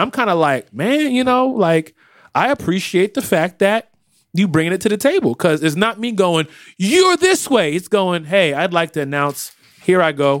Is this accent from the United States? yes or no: no; Ireland; I mean, listen, I'm from Ireland, but if I was in America, I mean...